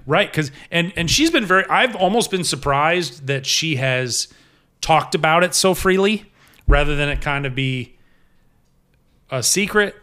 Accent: Ohio, United States; born or raised there; also born or lived in Norristown, Pennsylvania / Augusta; now in Paducah, United States

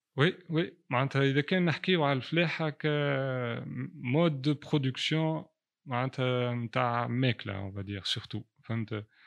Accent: Tunisia; عندنا في تونس

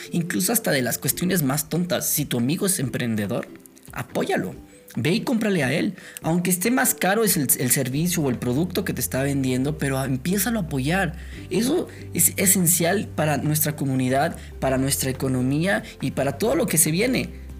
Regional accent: Mexico; Nosotros como mexicanos

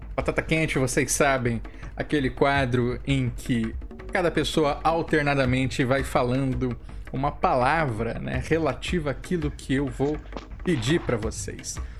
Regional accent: Rio de Janeiro, Brazil; Nascida e criada

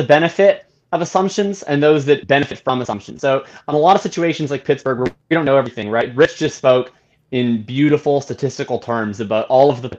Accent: Canada; as a Canadian

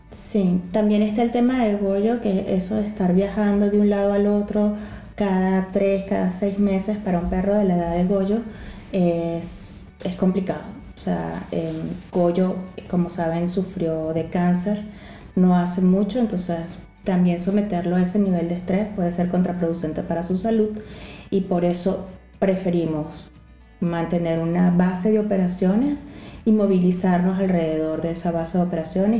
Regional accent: Venezuela; moved away as an adult; also born or lived in Ecuador; now in Lisbon, Portugal; el nuestro, que es el pasaporte venezolano

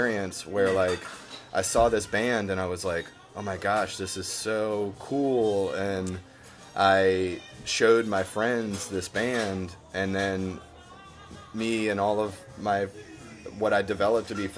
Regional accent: New Orleans, Louisiana, United States; growing up here in the city, I mean, well, I grew up in the West Bank

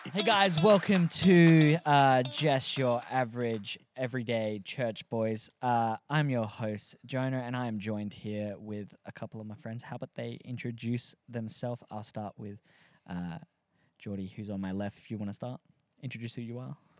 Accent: Australia; also born or lived in Adelaide, South Australia; we're all Aussie, if you can't tell by the thick accent

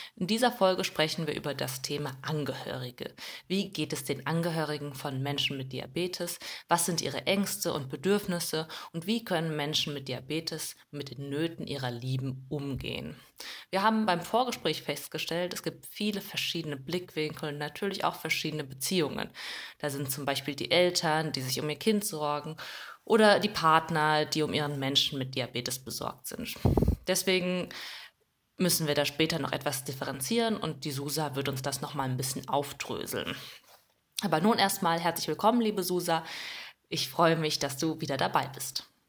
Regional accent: Mainz, Rhineland-Palatinate, Germany; wir kommen beide aus Mainz

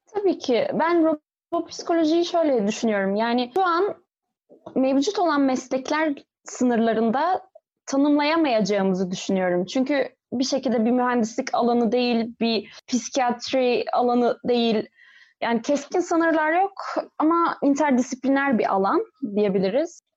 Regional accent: İzmir, Turkey; 1995 e, yılında İzmir'de doğdum.

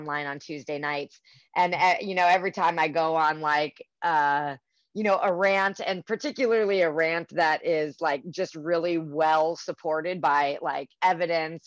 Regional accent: Germany; moved away; I'm from Germany.

